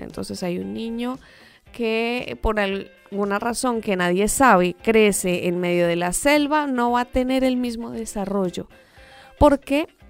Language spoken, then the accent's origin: Spanish; Colombia; moved away; yo soy colombiana